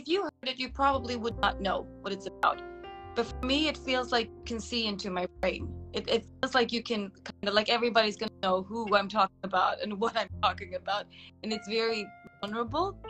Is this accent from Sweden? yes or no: yes; Sweden; now in Bucharest, Romania; I'm living in Bucharest, Romania, but I'm from Sweden